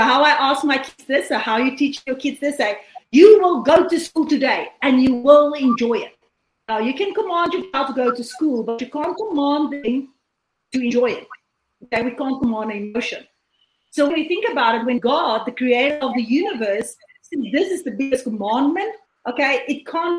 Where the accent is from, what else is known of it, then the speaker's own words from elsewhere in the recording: South Africa; I'm from South Africa, and I'm currently sitting in South Africa.